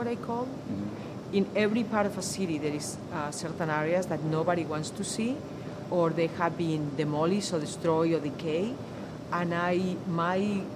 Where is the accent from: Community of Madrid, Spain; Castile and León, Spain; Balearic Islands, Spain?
Community of Madrid, Spain; Madrid; moved away as an adult; now in Philadelphia, United States; I'm from Madrid, Spain